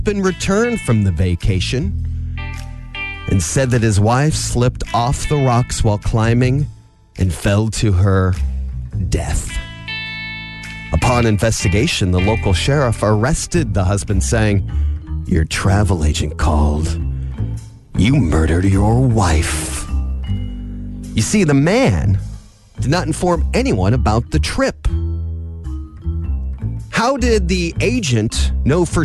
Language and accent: English; Angola, Indiana, United States; now in Fort Wayne, United States; when I was a kid, I was growing up in Angola